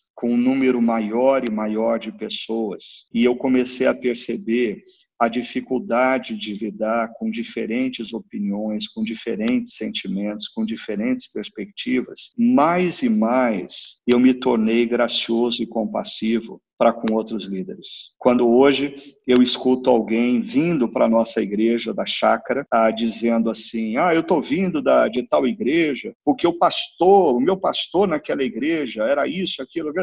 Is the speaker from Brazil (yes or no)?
yes; Brazil